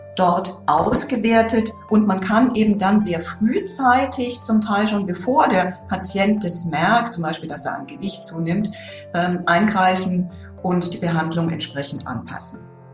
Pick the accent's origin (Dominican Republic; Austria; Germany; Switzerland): Germany; bei uns in Deutschland